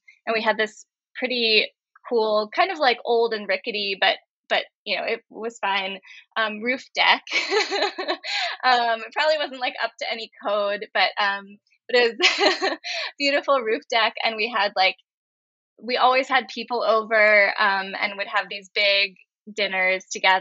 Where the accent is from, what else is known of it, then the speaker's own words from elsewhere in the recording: Cambridge, Massachusetts, United States; I grew up in Cambridge